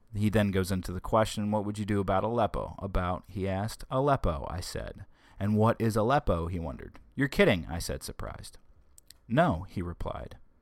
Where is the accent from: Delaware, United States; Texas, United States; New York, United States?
Delaware, United States; born and raised in Delaware